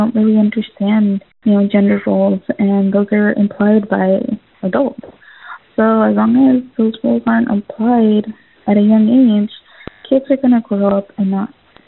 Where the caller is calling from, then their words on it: Bonita, California, United States; I'm calling from Bonita.